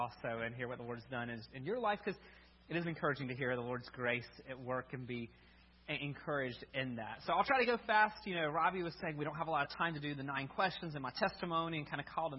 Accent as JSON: {"language": "English", "town": "Birmingham", "region": "Alabama", "country": "United States", "tie": "born or raised there", "said": "But I grew up in Birmingham, so I grew up in Alabama. No, my accent doesn't really convey that."}